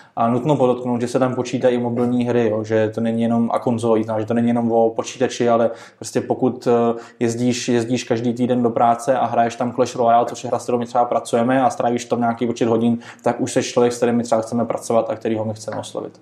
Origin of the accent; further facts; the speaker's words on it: Czechia; My jsme jako Češi